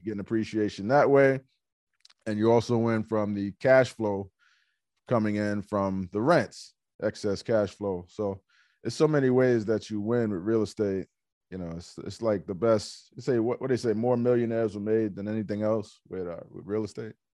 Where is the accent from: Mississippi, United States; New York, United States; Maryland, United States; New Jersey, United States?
New York, United States; New York City; I'm from Hollis, Queens